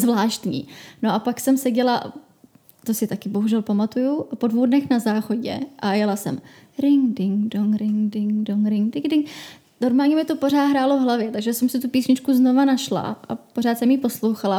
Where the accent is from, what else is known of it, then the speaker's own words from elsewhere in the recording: Czechia; u nás v Čechách